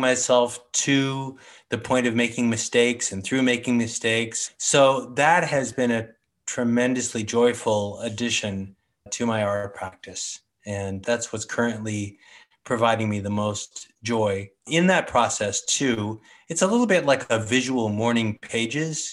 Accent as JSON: {"language": "English", "town": "San Francisco", "region": "California", "country": "United States", "tie": "born or raised there", "said": "I was born on Telegraph Hill. Grew up there until college, really"}